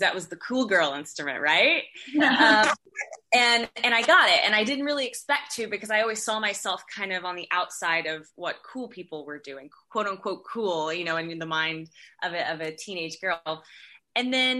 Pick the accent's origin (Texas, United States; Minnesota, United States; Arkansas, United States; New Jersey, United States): Texas, United States; Texarkana; I grew up in Texarkana, Texas.